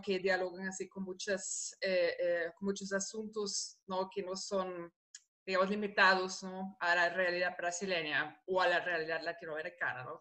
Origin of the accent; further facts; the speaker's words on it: Germany; Spanish is a second language; moved away as an adult; also born or lived in Costa Rica; now in Rio de Janeiro, Brazil; Yo soy alemana